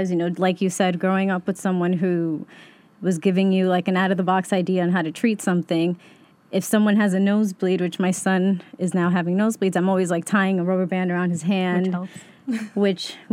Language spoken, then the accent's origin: English; Yonkers, New York, United States; even though we, we were raised in Yonkers, really, I can say I'm from Queens.